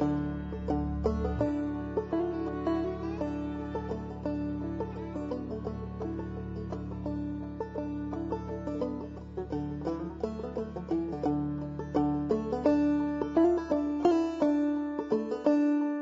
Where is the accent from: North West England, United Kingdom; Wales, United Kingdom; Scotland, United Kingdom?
North West England, United Kingdom; Manchester; growing up in an Irish Catholic family in the back streets of Manchester, a big industrial city in the north of England